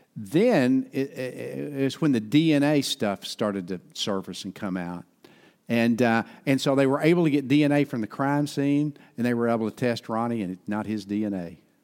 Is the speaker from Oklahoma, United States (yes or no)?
yes; Ada, Oklahoma, United States; my hometown, in Fred Overton's hometown, Ada, Oklahoma.